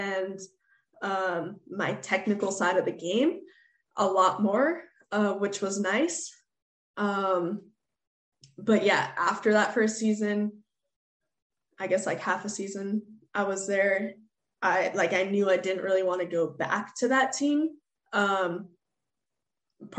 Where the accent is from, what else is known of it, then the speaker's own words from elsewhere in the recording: United States; moved away as an adult; also born or lived in Sweden; growing up in the States